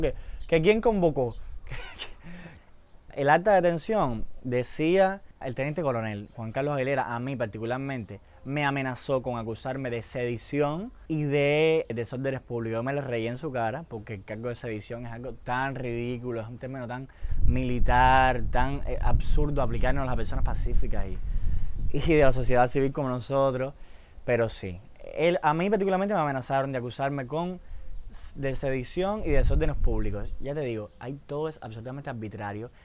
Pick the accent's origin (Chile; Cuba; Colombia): Cuba; nosotros somos cubanos